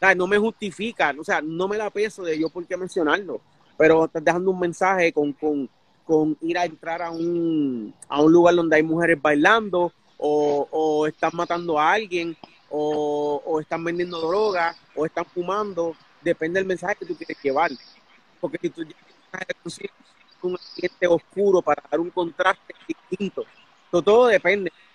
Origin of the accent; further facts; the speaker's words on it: Puerto Rico; now in United States; en Puerto Rico, mi hermano y yo vacilábamos con esa palabra cada rato